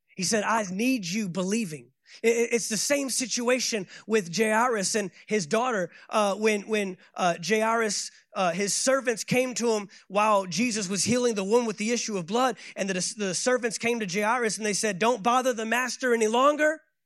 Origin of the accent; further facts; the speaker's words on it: Fort Worth, Texas, United States; moved away as an adult; also born or lived in Saint Augustine, Florida; I left my hometown of Fort Worth, Texas, moved to Saint Augustine, Florida